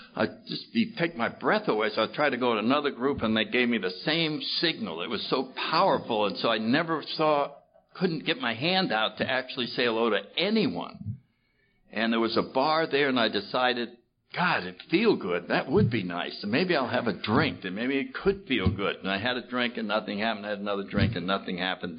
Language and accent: English; New Haven, Connecticut, United States; I grew up in New Haven, Connecticut, in the 30s